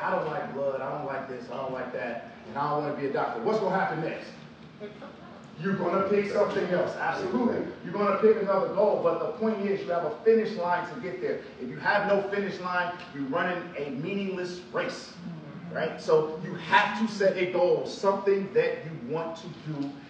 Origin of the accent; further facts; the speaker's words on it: Chicago, Illinois, United States; I'm from Southside Chicago, single mama, welfare, all of these things